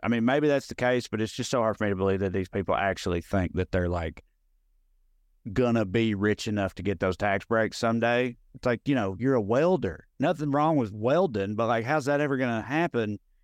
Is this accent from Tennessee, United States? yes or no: yes; Clay County, Tennessee, United States; moved away as an adult; also born or lived in Knoxville, Tennessee; now in Los Angeles, United States; I'm from Clay County, which is, uh, very, very, very rural.